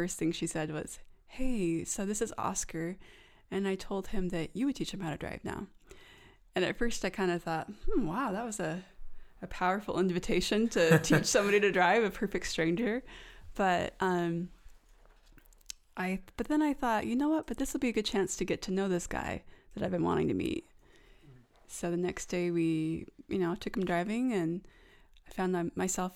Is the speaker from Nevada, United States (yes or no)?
yes; Las Vegas, Nevada, United States; moved away as an adult; now in Utah, United States; I had also moved to Utah growing up in Vegas, Las Vegas